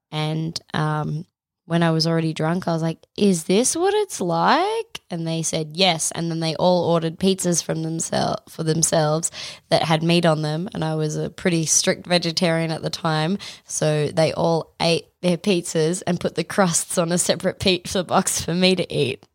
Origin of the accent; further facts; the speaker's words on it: Australia; we're Australian